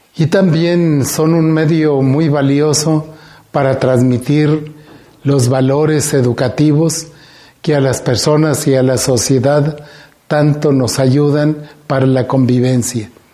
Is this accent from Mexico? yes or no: yes; Guanajuato, Mexico; como mexicanos, como guanajuatenses